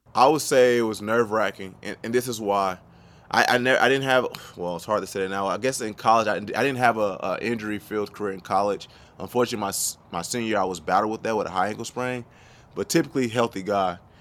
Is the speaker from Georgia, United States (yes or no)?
yes; Norcross, Georgia, United States; also born or lived in Memphis, Tennessee; I was raised in North Cross, Georgia. It's where I went to high school